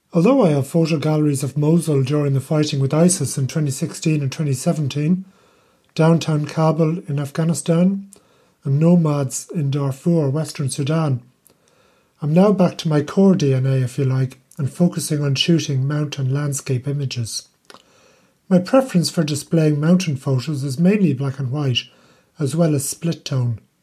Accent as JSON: {"language": "English", "country": "Ireland", "moved": "yes", "lives_now": "Netherlands", "said": "I'm Irish"}